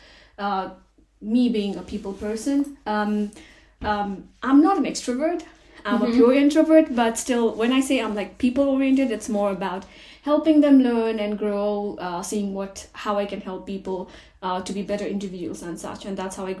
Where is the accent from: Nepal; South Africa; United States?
Nepal; I'm from Nepal